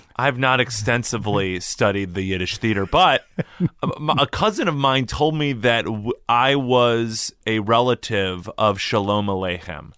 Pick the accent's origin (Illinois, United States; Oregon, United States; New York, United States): Illinois, United States; growing up in Illinois is the high, you know, my high school just tried to get me to go to Illinois schools